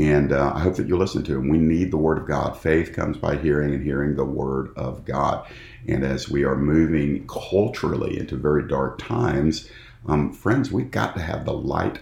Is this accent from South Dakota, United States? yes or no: no; Georgia, United States; here in my home state of Georgia in the United States